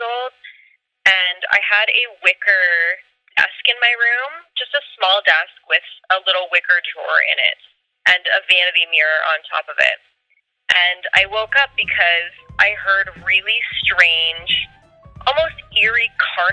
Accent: Thornhill, Ontario, Canada; I grew up in Thornhill, just north of Toronto

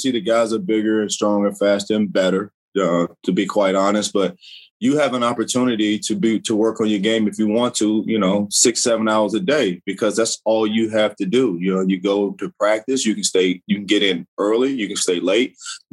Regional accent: Kentucky, United States; I'm from Kentucky, so Kentucky is just a basketball state

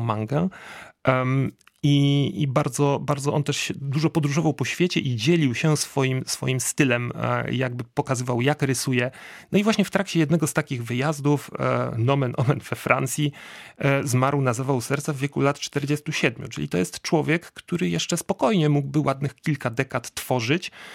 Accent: Łódź, Łódź Voivodeship, Poland; ja jestem z Łodzi um, i, i, i, u nas w Łodzi

